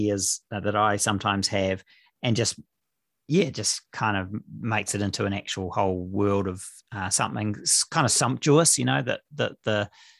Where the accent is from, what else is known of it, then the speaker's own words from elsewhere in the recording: Auckland, New Zealand; moved away as an adult; also born or lived in England; now in Thames, New Zealand; I grew up in Auckland.